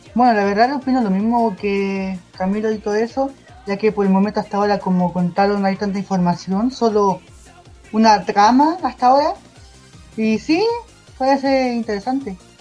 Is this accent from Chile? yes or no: yes; Chile; aquí en mi país, Chile